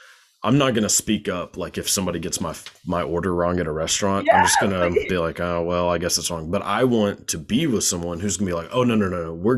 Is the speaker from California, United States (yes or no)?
no; Texas, United States; born or raised there